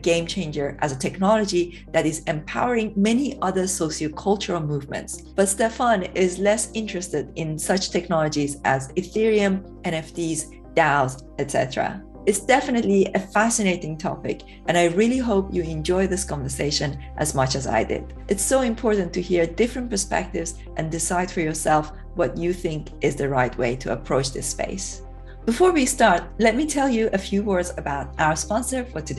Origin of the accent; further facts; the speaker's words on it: Iran; now in United Kingdom; I come from Iran originally